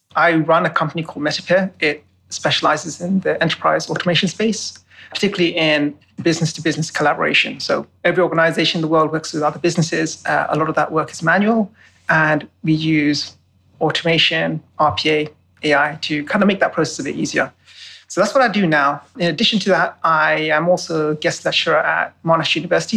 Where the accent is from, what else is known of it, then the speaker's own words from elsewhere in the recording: London, United Kingdom; moved away; I was born and bred in London.